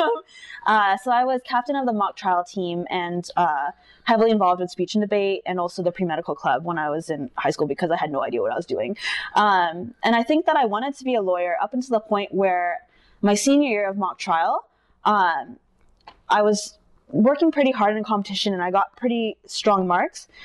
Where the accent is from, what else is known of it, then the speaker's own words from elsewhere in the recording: Irvine, California, United States; moved away as an adult; also born or lived in Philadelphia / New York City; I grew up in Irvine.